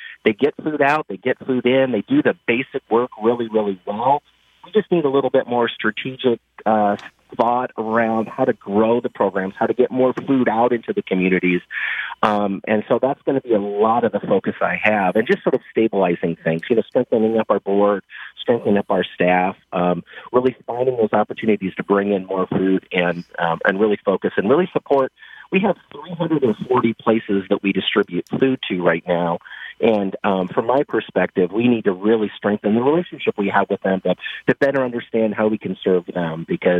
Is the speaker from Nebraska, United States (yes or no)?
yes; Nebraska, United States; also born or lived in Northern Nevada; now in Michigan, United States; I will honestly say I grew up mostly in Nebraska, so coming back to the Midwest is something that my wife and I were looking to do.